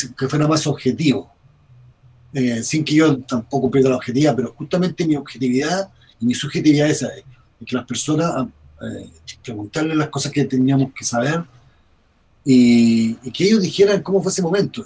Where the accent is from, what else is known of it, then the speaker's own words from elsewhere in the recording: Concepción, Biobío, Chile; yo soy de Concepción